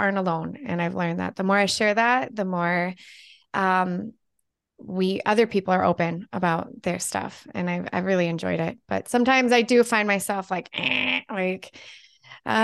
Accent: California, United States; moved away; Well, I'm the opposite. I grew up in California, but live in Minnesota.

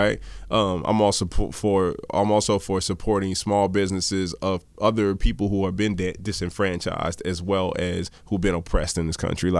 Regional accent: Baltimore, Maryland, United States; also born or lived in Hawaii; now in San Diego, United States; I'm originally from Maryland, Baltimore.

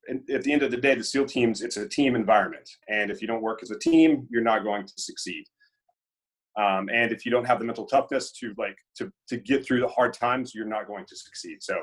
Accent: Meridian, Mississippi, United States; moved away as an adult; now in Hawaii, United States; I grew up in Meridian, Mississippi.

